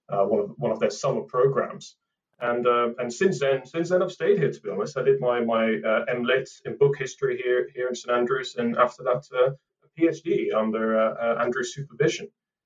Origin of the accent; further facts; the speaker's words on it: Amsterdam, North Holland, Netherlands; moved away as an adult; now in United Kingdom; I was born and raised in Amsterdam, but I've been in the UK now for pretty much 10 years.